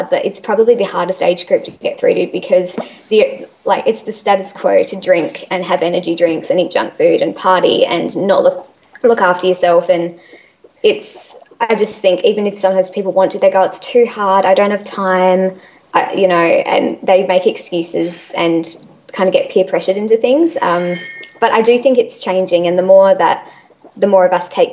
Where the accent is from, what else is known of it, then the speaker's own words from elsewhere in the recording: Adelaide, South Australia, Australia; I'm from Adelaide